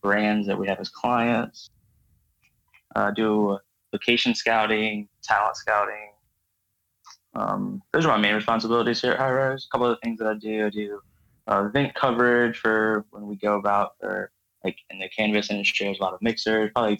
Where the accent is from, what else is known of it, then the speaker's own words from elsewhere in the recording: Virginia Beach, Virginia, United States; moved away as an adult; now in Los Angeles, United States; I'm from Virginia Beach, Virginia.